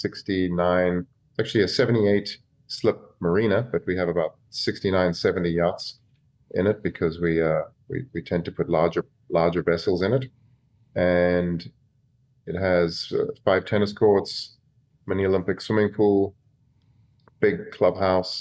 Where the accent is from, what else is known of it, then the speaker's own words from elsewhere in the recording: Cape Town, Western Cape, South Africa; moved away as an adult; also born or lived in Fort Lauderdale, Florida; now in United States; I'm from Cape Town, South Africa.